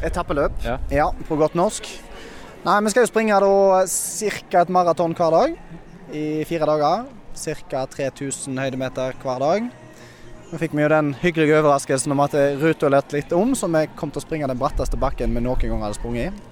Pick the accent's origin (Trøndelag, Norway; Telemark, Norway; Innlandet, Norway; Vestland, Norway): Vestland, Norway; Bømlo; Jeg er fra Bømlo